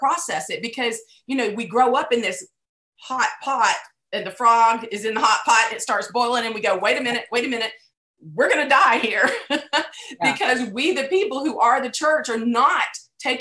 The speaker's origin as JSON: {"language": "English", "country": "United States", "said": "As an American Christian"}